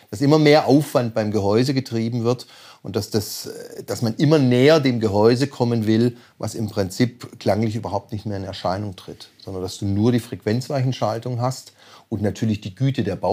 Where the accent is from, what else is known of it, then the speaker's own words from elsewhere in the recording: Stuttgart, Baden-Württemberg, Germany; Ich komme aus Stuttgart.